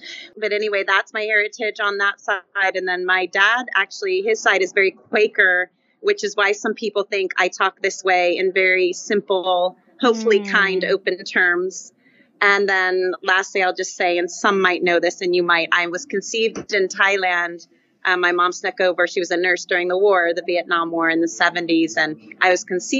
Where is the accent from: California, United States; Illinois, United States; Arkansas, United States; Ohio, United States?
California, United States; Fair Oaks; I grew up in Fair Oaks, which some know, by the American River, but outside of Sac by about 20 or 30 miles